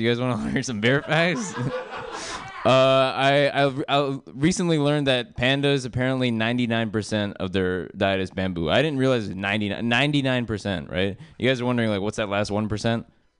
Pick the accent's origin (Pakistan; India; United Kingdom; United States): India; I'm Indian, which is the last thing I'll ever say on the stage, and then it'll just be a white flash, and I'll just be dead. But I'm Indian